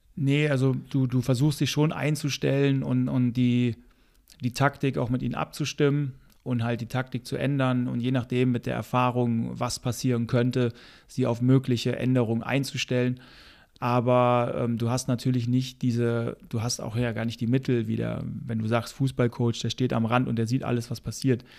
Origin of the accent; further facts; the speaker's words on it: Germany; als Deutscher